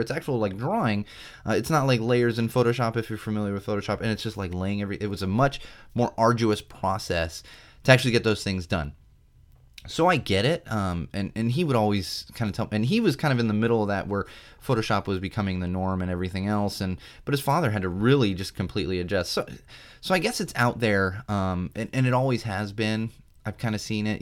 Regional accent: San Diego, California, United States; also born or lived in Miami, Florida; I grew up in San Diego

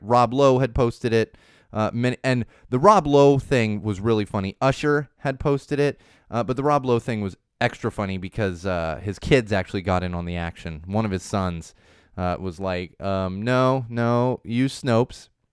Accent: San Diego, California, United States; growing up in San Diego

